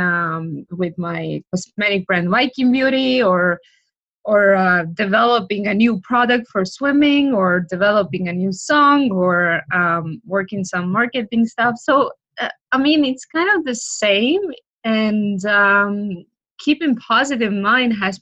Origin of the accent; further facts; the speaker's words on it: Estonia; now in Florida, United States; I'm from Estonia.